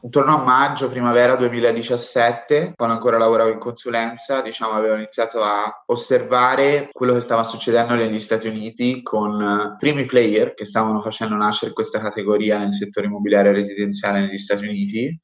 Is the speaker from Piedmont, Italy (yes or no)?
no; Montespertoli, Tuscany, Italy; moved away; also born or lived in Hong Kong; io vengo da un piccolo paesino in Toscana